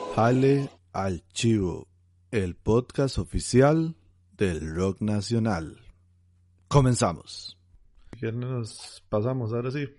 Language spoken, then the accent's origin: Spanish; Heredia, Costa Rica; yo soy de Heredia